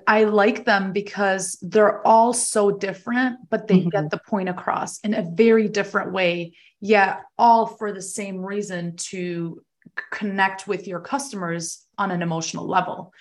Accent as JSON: {"language": "English", "country": "Germany", "tie": "born or raised there", "moved": "yes", "lives_now": "United States", "said": "I was originally born and raised there"}